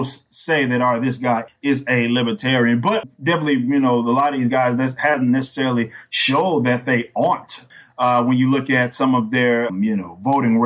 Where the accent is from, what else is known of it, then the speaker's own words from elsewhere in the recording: Texas, United States; I'm from Texas